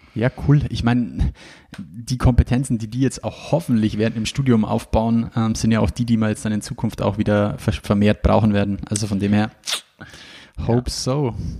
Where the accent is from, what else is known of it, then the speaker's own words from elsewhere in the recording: Ingolstadt, Bavaria, Germany; wo ich her bin. Und ich sage Ingolstadt